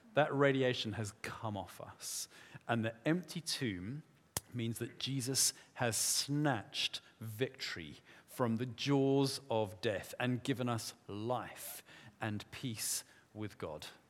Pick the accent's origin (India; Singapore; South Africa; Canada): South Africa; moved away; I grew up in South Africa. We say it differently there